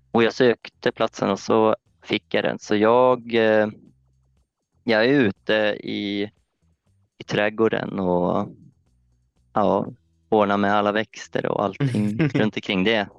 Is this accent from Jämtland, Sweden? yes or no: yes; Östersund, Jämtland, Sweden; moved away as an adult; now in Öland, Sweden; jag kommer från Östersund från början och jag har väl egentligen bott där i hela mitt liv